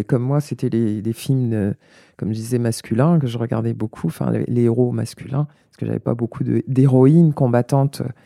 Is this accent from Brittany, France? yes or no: no; La Courneuve, Île-de-France, France; also born or lived in Paris; je suis née à Paris 14e, j'ai grandi à Stein dans le 93, euh, j'ai grandi à La Courneuve. J'y suis restée jusqu'à l'âge de 12 ans